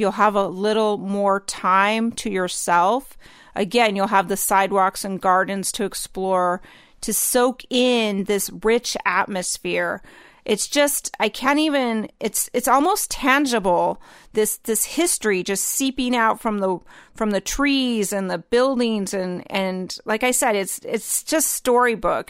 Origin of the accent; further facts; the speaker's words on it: the North, United States; growing up in the North